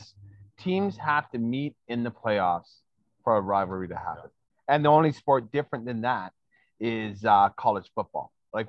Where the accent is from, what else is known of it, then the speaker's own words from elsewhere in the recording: Canada; As a Canadian